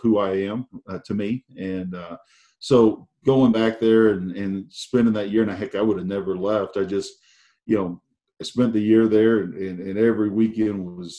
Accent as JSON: {"language": "English", "region": "Oklahoma", "country": "United States", "tie": "born or raised there", "said": "growing up in Oklahoma, I'm a big Cowboys fan"}